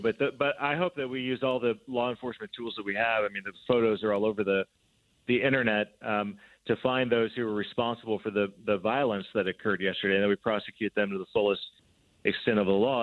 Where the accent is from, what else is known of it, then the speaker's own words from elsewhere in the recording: Columbia City, Indiana, United States; my hometown, Columbia City, a small town in Northeast Indiana